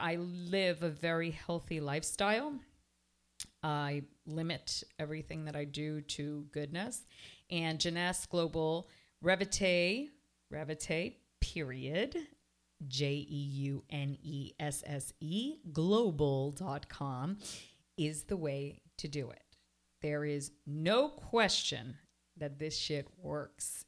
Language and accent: English; Toronto, Ontario, Canada; now in Miami, United States; I was raised in Toronto